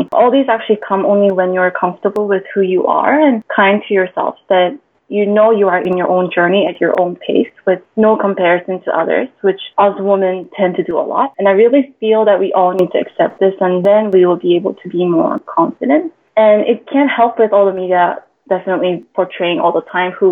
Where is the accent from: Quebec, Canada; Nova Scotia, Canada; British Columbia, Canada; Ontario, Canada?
British Columbia, Canada; Vancouver; moved away as an adult; now in Singapore; I actually moved to Singapore from my hometown, Vancouver, Canada, 4 years ago